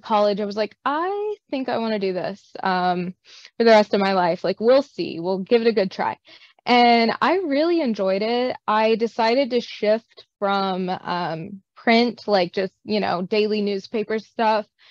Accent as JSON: {"language": "English", "region": "Northeast Arkansas", "country": "United States", "tie": "born or raised there", "also_born_or_lived": "Nashville, Tennessee", "said": "I grew up in Northeast Arkansas originally"}